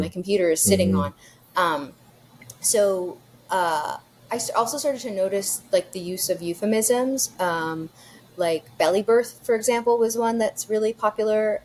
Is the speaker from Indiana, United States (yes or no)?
no; New York City, New York, United States; now in Texas, United States; growing up in New York City, growing up in Greenwich Village